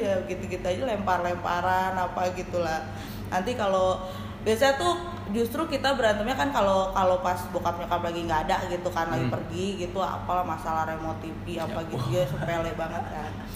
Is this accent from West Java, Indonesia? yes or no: yes; Cianjur, West Java, Indonesia; accent: Sundanese; moved away as an adult; also born or lived in Bandung; now in Jakarta, Indonesia; Saya lahir dan besar di Cianjur